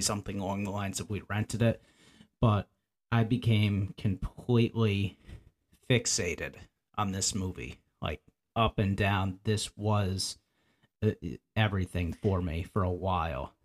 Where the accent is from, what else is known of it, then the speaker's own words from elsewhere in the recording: the Poconos, Pennsylvania, United States; I grew up in the Poconos, Pennsylvania